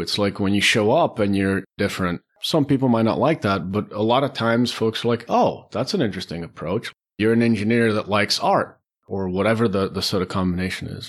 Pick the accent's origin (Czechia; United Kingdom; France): Czechia; moved away as an adult; also born or lived in Beirut, Lebanon; I was born in the Czech Republic.